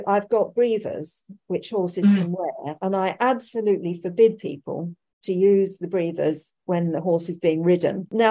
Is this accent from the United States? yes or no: no; United Kingdom; being a Brit